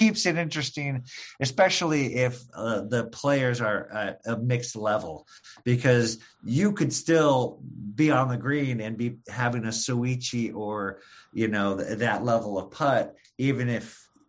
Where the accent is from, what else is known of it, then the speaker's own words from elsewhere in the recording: Michigan, United States; Well, I'm originally from Michigan.